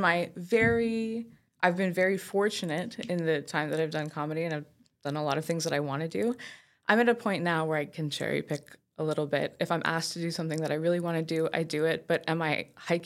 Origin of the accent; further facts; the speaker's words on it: Saint-Eustache, Quebec, Canada; my sister lives out in St. Eustache. That's where I grew up.